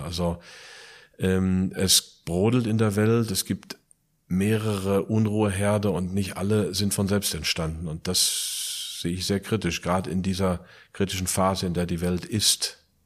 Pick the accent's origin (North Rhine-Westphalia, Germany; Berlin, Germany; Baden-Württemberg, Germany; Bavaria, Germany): North Rhine-Westphalia, Germany; Plettenberg; also born or lived in United States; now in Eifel, Germany; Jetzt die Eifel, geboren in Plettenberg, Sauerland